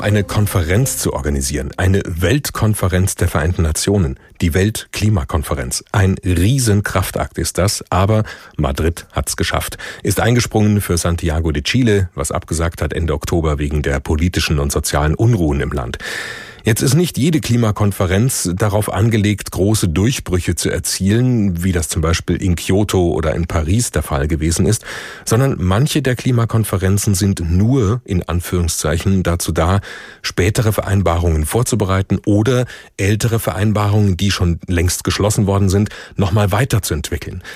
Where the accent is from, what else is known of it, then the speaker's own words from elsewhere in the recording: Germany; bei uns in Deutschland